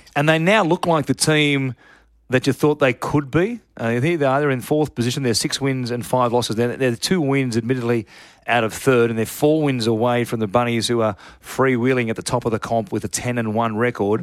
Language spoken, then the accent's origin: English; Sydney, New South Wales, Australia; I'm from Sydney, lived my whole life here